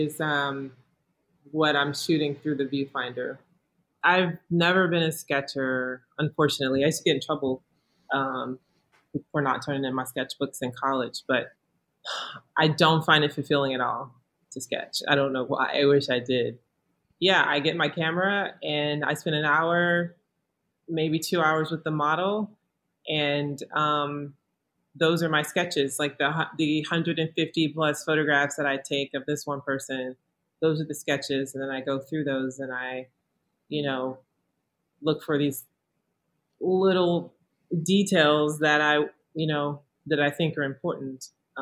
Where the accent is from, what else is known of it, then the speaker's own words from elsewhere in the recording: Southern United States, United States; that kind of self-awareness that, you know, I felt like I grew up with in the South